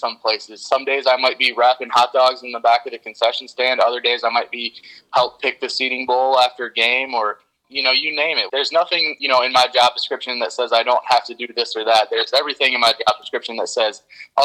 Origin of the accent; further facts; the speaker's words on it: Dansville, Michigan, United States; I'm a Lansing guy. I grew up in Dansville, Michigan, graduated from Dansville High School